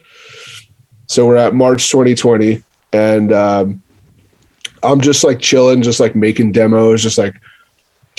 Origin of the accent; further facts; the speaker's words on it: Long Island, New York, United States; moved away as an adult; now in Connecticut, United States; I'm from Long Island